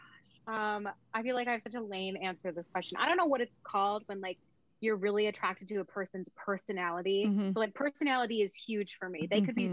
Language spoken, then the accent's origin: English; Mexico; now in United States; So I'm Mexican. So, I mean, every time in the car, my dad was playing Norteño music or Cumbia music.